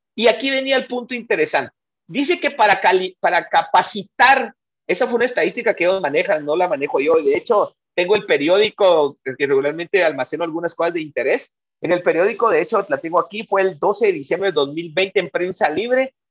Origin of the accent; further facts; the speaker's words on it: Guatemala; Los guatemaltecos tenemos mucho conocimiento